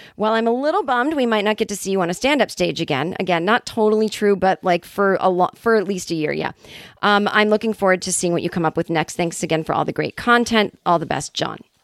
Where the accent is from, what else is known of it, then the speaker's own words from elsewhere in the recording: Boston, Massachusetts, United States; now in California, United States; my hometown of Boston, Massachusetts.